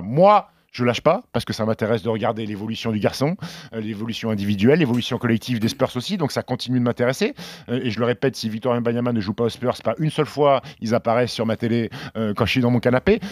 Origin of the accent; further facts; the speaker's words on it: Annecy, Auvergne-Rhône-Alpes, France; also born or lived in Caen; je suis né à Caen et Annecy, parce que j'ai grandi à Annecy